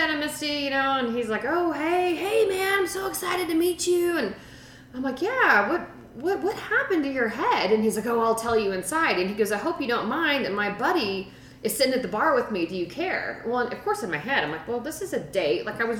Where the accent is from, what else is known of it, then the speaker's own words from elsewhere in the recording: Texas, United States; moved away as an adult; now in Denver, United States; I'm from Texas. I'm like, ooh, I just moved to Denver.